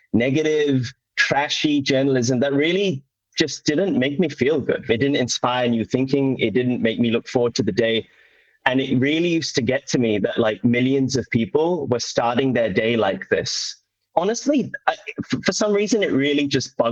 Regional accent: Doncaster, Yorkshire and the Humber, United Kingdom; I was brought up in North England in a little town called Doncaster

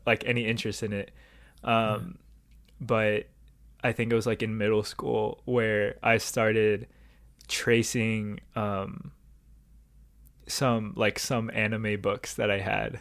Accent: Southern California, United States; I grew up in Southern California

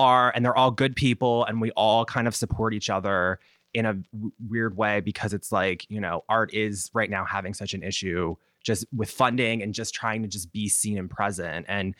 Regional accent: Baltimore, Maryland, United States; accent: Baltimore; they normally tell my accent, especially like on the East Coast, people kind of, my accent blends in, but then that's when they're like, oh, Baltimore, like stuff like that.

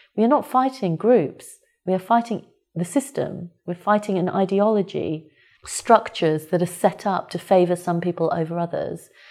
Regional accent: United Kingdom; I was born and brought up here. And in every way, I consider myself British

